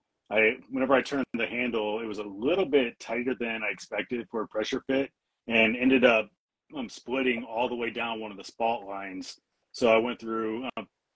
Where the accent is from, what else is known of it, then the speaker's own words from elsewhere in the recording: Missouri, United States; now in Washington, United States; I'm from Missouri